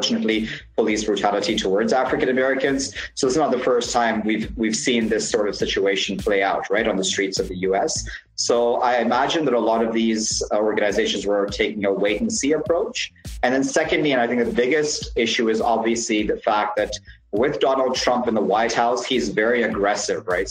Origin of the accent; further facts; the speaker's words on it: Canada; also born or lived in UAE / Iran; now in Pakistan; I was born in the UAE. I grew up in Canada. I've lived in Iran as well for 13 years